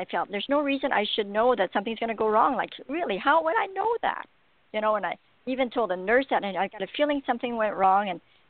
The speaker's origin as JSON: {"language": "English", "region": "Alberta", "country": "Canada", "said": "I'm from Alberta, Canada"}